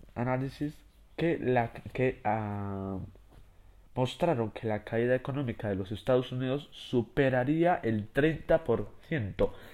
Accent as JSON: {"language": "Spanish", "country": "Spain", "said": "yo que soy de España"}